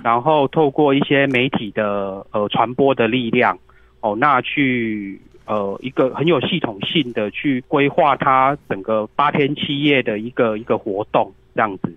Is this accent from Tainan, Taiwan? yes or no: yes; Tainan, Taiwan; also born or lived in Taipei; 我是台南人